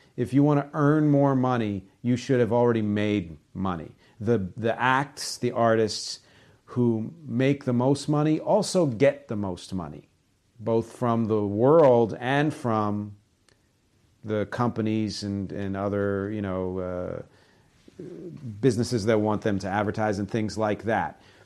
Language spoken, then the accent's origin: English; United States; I'm American